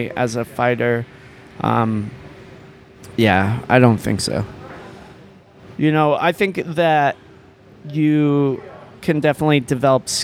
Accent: United States; moved away as an adult; now in Thailand; I am from America.

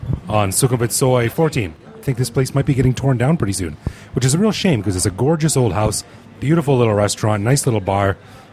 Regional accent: Canada; I'm from Canada

